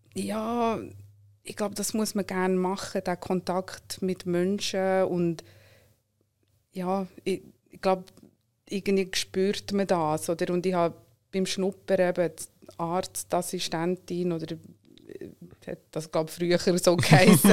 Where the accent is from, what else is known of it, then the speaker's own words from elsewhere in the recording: Solothurn, Switzerland; German is a second language; moved away as an adult; now in Zurich, Switzerland; bin in Solothurn aufgewachsen, wohne aber schon lange in Zürich